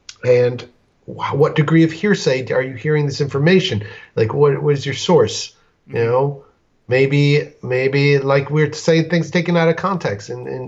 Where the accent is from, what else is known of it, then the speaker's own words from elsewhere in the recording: Colorado, United States; To answer some of your questions, I'm from Colorado, Mile High.